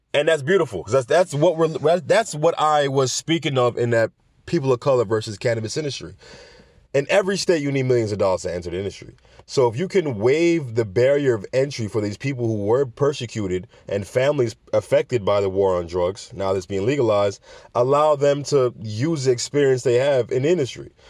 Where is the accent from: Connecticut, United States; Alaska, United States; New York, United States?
New York, United States; we're talking about my home state